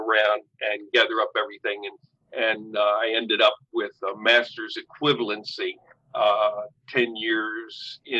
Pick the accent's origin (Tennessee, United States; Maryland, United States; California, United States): Maryland, United States; Sharpsburg; I grew up in Sharpsburg, Maryland, which is, you know, Antietam Battlefield